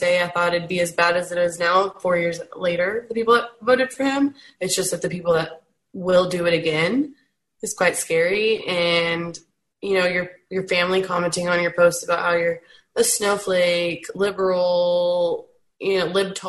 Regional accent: Texas, United States; growing up in Texas, it's much more conservative than other states. I'm down south and I'm in a small town

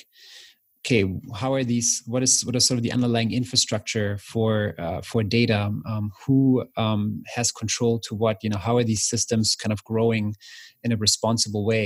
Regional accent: East Germany, Germany; moved away; I grew up in East Germany

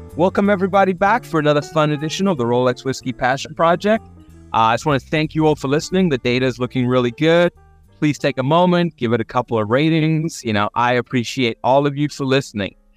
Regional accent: South Africa; moved away; I grew up in South Africa

